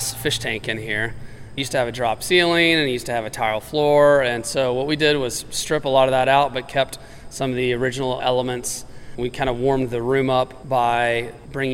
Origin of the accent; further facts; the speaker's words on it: Chattanooga, Tennessee, United States; also born or lived in Auburn, Alabama; I was born and raised in Chattanooga, very proud